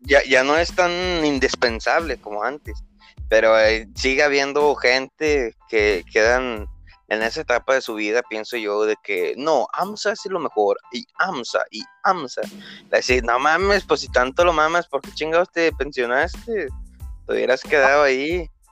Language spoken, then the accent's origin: Spanish; Monclova, Coahuila, Mexico; aquí en mi región, del municipio donde yo soy, de Monclovita la Bella